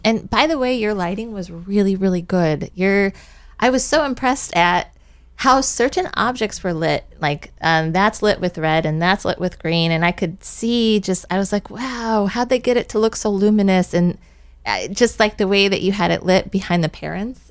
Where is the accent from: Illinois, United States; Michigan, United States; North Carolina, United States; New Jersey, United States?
Illinois, United States; now in Avalon, United States; I'm originally from Illinois